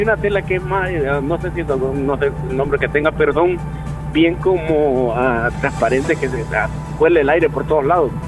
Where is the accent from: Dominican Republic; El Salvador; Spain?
El Salvador; San José de la Fuente, La Unión; moved away; desde que me había ido desde el 2002, no había pasado una fiesta patronal en mi pueblo